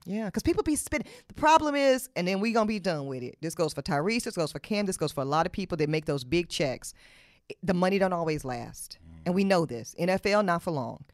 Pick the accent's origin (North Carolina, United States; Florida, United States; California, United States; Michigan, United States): North Carolina, United States; Charlotte; I'm from Charlotte, North Carolina. I was raised in Charlotte, North Carolina